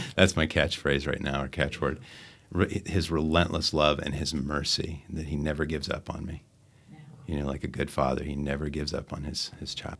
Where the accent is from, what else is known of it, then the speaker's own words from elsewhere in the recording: Phoenix, Arizona, United States; moved away; I'm from Phoenix, Arizona